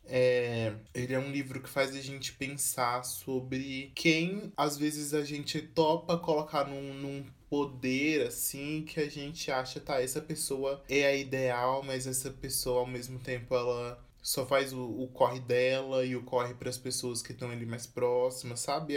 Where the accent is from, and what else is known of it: Brazil